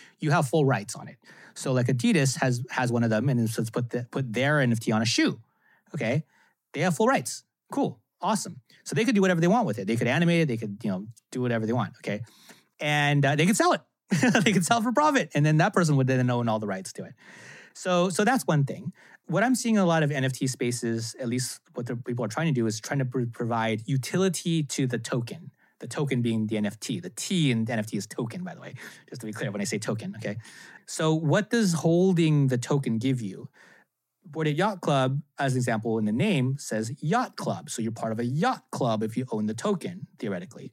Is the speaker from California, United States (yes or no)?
yes; Cupertino, California, United States; I grew up in Cupertino